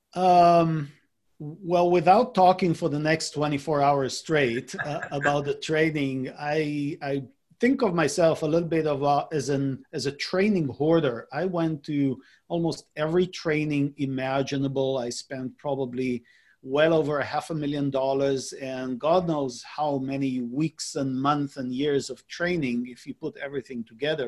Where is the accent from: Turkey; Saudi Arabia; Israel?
Israel; moved away as an adult; now in San Diego, United States; I was born and raised in Israel. I lived in Israel uh, until I was about 35 years old.